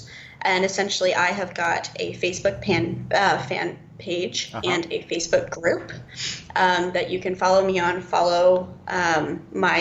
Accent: Toronto, Ontario, Canada; moved away as an adult; I grew up in Toronto

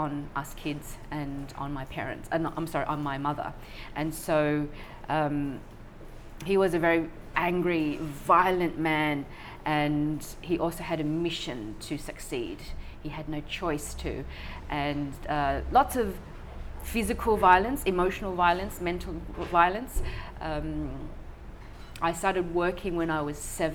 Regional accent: Sydney, New South Wales, Australia; born or raised there; also born or lived in Vietnam / Thailand

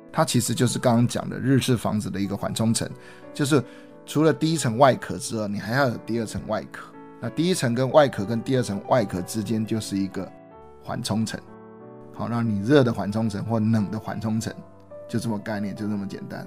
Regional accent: Taiwan; 我们台湾人

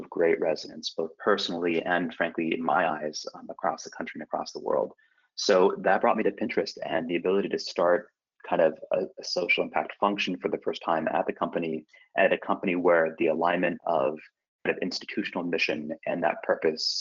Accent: Iowa, United States; also born or lived in Detroit; now in San Francisco, United States; I'm a Jewish kid from Iowa

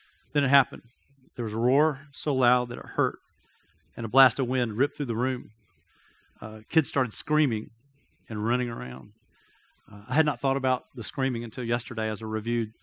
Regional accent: Athens, Georgia, United States; I grew up in Athens, Georgia.

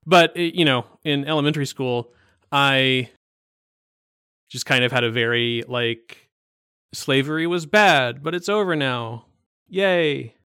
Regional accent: East Coast, United States; moved away; I'm from the East Coast

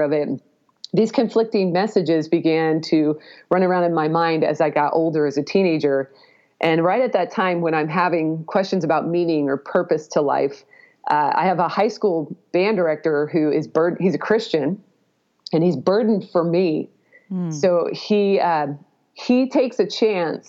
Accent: Pacific Northwest, United States; I did grow up in the Pacific Northwest

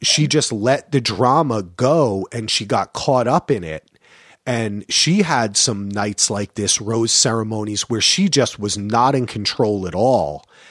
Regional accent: United States; moved away as an adult; also born or lived in Greensboro, North Carolina; things that I grew up with in New York and New Jersey

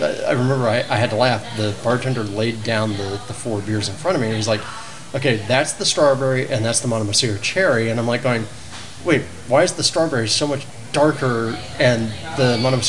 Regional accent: Florida, United States; because I was raised in Florida.

